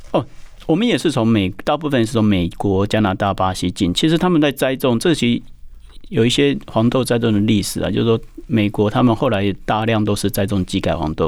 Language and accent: Chinese; Taiwan; also born or lived in Australia; 因为我们从小长大，然后真的在台湾长大